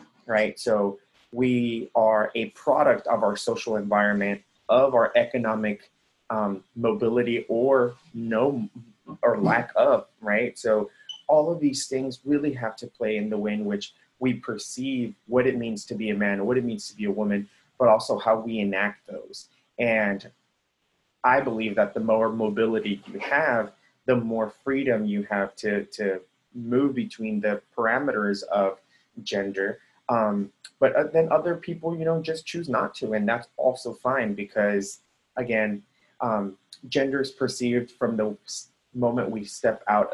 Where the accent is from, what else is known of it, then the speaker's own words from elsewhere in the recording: Texas-Mexico borderlands, United States; first language Spanish; English is a second language; moved away as an adult; also born or lived in Michigan; I'm from Texas, the Texas-Mexico borderlands